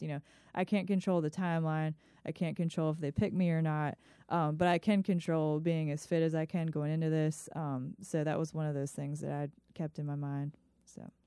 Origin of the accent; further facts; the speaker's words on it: Ellicott City, Maryland, United States; moved away as an adult; also born or lived in Virginia; now in Chesterfield, United States; I grew up in Howard County, Maryland, in a place called Ellicott City